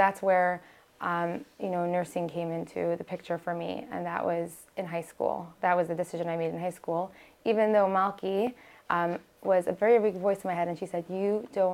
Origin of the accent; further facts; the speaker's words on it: New York City, New York, United States; first language Hebrew; English is a second language; also born or lived in Toronto / Long Island; I grew up in Brooklyn, born in Maimonides